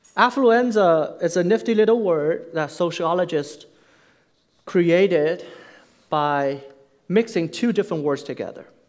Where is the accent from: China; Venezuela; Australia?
China; moved away as an adult; also born or lived in Nanjing, China / Florida, United States; now in United States; I was born and raised in China